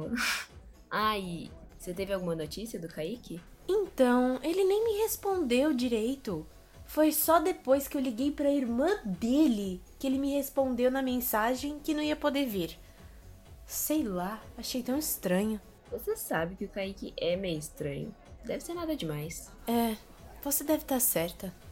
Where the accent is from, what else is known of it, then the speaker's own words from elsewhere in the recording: Paulínia, São Paulo, Brazil; Só que eu sou de Paulínia mesmo.